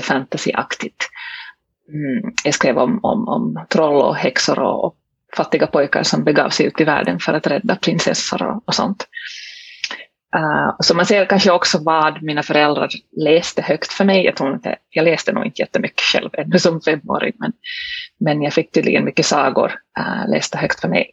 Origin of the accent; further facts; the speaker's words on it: Helsinki, Uusimaa, Finland; first language Swedish; Jag äh, är hemma från Helsingfors i, i Finland. Äh, svenska är alltså mitt modersmål